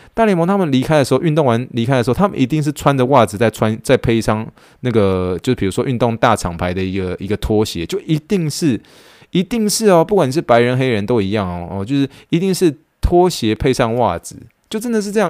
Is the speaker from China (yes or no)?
no; Taiwan; moved away as an adult; now in United States; 土生土长的一个台湾长